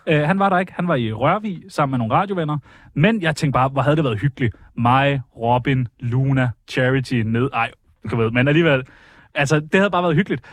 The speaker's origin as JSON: {"language": "Danish", "town": "Karlslunde", "region": "Zealand", "country": "Denmark", "tie": "born or raised there", "said": "opvokset i Karlslunde"}